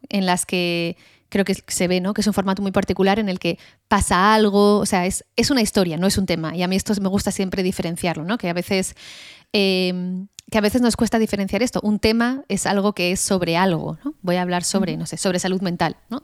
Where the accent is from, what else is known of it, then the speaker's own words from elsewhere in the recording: Spain; siendo española